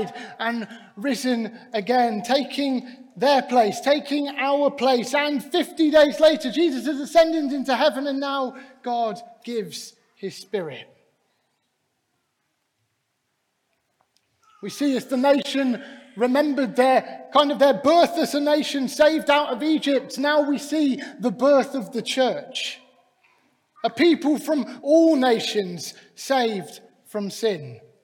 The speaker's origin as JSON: {"language": "English", "region": "Scotland", "country": "United Kingdom", "said": "I even say that as a Scotsman"}